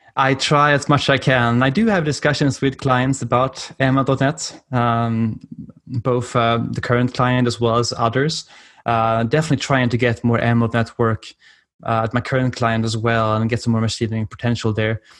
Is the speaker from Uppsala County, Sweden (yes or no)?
yes; Uppsala, Uppsala County, Sweden; accent: European; English is a second language; moved away as an adult; now in Washington DC, United States; my accent is from Europe and I'm, uh, originally from Sweden, in Uppsala.